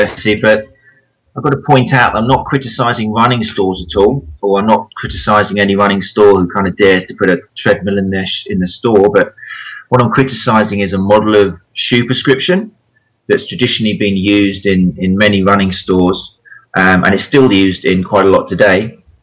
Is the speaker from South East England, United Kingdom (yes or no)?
yes; Brighton, South East England, United Kingdom; I'm from Brighton on the south coast, and it's a massive running town